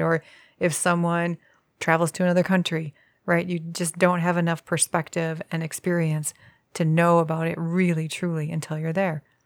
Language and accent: English; Midwest, United States; as a Midwesterner, we're very far removed from all movie making